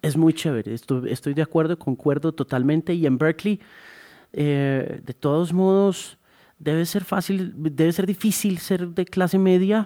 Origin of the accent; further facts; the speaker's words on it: Colombia; lo que somos los colombianos